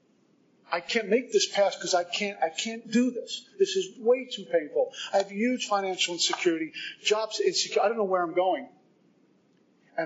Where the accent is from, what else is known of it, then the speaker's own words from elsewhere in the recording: Northeast, United States; moved away as an adult; also born or lived in Texas; now in Florida, United States; I'm from the Northeast